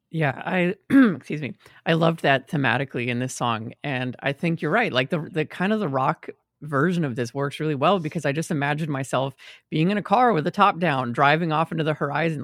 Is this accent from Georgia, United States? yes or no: no; Austin, Texas, United States; moved away as an adult; now in New York, United States; I grew up in Austin, Texas